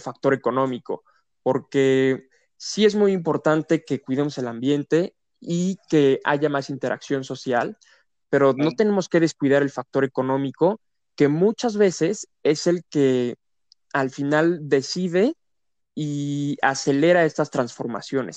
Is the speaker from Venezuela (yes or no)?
no; Querétaro, Mexico; yo aquí nací en Querétaro y me tocó esta etapa en donde Querétaro tiene un crecimiento demográfico